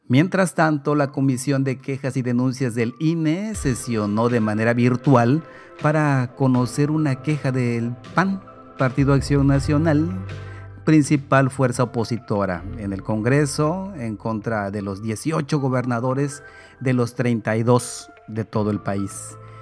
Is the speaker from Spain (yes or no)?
yes; Spain; como español